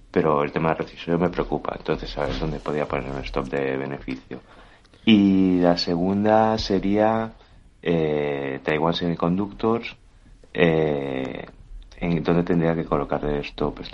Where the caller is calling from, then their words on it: Barcelona, Catalonia, Spain; Muy buenos días, eh … de Barcelona.